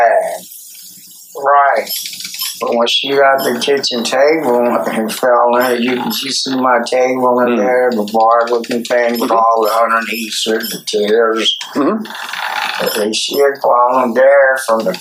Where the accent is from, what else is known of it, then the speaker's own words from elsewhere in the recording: Sylvester, Georgia, United States; I'm from Sylvester, Georgia. We ride horses, go to church, sneak a little beer